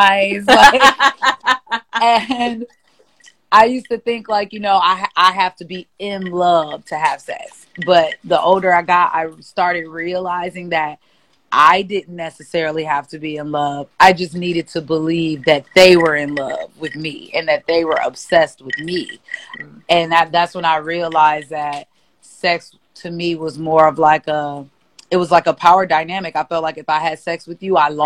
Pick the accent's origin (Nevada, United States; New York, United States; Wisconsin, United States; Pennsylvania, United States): Wisconsin, United States; Milwaukee; now in Atlanta, United States; I am from Milwaukee, Wisconsin, Milltown, and I currently live in Atlanta, the ATL